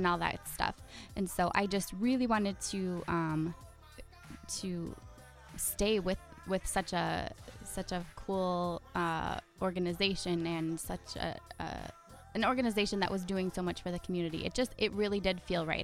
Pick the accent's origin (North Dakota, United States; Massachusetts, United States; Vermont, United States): North Dakota, United States; Fargo; also born or lived in Valley City, North Dakota; now in Milbank, United States; mostly Fargo is where I'm from.